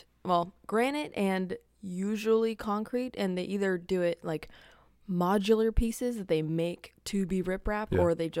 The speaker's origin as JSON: {"language": "English", "country": "United Kingdom", "said": "Spelled with a U because we're British."}